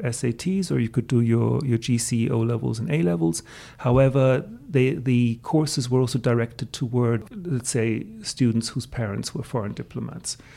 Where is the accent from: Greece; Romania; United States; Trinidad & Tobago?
Greece; first language German; English is a second language; moved away; also born or lived in England; my father was English of Turkish background, but I was raised in Greece. My mother was Austrian